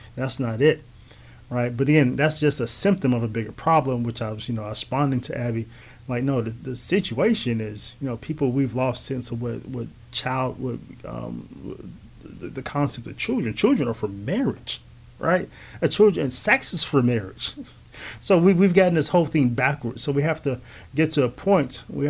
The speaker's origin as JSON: {"language": "English", "country": "United States", "said": "I'm an American who is black"}